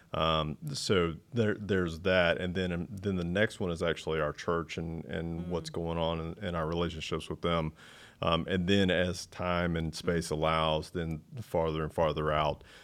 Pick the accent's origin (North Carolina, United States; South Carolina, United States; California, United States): North Carolina, United States; also born or lived in Charlotte, North Carolina; now in Matthews, United States; I didn't grow up here. I grew up in the oh. mountains